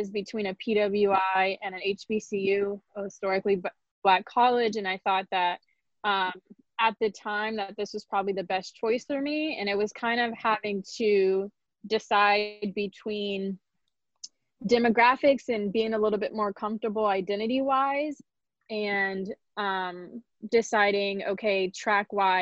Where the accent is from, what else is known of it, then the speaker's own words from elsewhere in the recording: Phoenix, Arizona, United States; moved away as an adult; I'm actually from Phoenix, Arizona, all the way on the other side of the country.